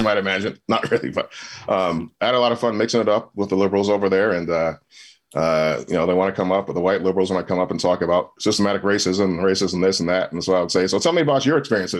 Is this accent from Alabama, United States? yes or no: no; Michigan, United States; moved away as an adult; also born or lived in California; as you guys introduced. And I'm from Michigan, born and raised. I left Michigan after high school.